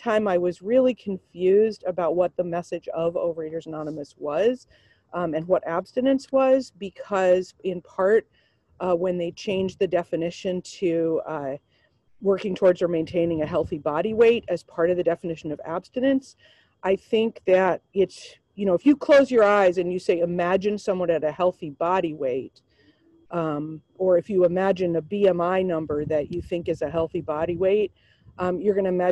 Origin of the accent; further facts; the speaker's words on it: Seattle, Washington, United States; I grew up in Seattle